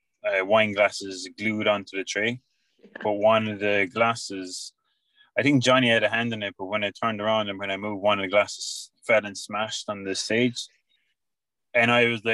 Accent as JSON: {"language": "English", "town": "Tralee", "region": "Munster", "country": "Ireland", "also_born_or_lived": "London / Australia", "said": "I'm from Tralee"}